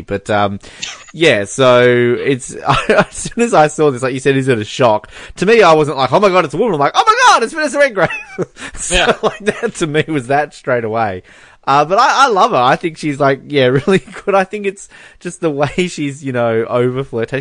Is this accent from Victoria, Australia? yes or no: no; Hobart, Tasmania, Australia; where I grew up in Hobart.